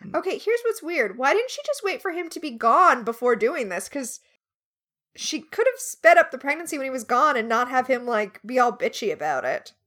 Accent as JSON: {"language": "English", "region": "Florida", "country": "United States", "tie": "born or raised there", "also_born_or_lived": "Alabama", "moved": "yes", "said": "I grew up in Florida where we called them liquor stores"}